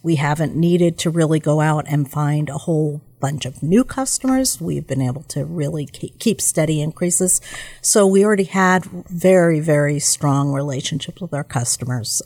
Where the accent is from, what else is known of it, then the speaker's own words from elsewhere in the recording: New York, United States; now in Milwaukee, United States; I'm originally from New York